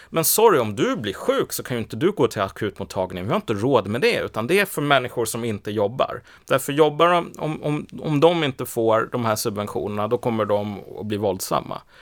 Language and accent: Swedish; Iraq; den här personen, han kommer från Kurdistan och jag kommer från Irak, vi är samma sak.